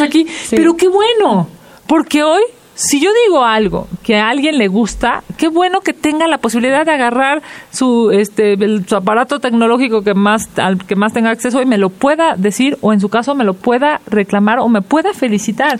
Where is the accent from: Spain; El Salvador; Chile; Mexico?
Mexico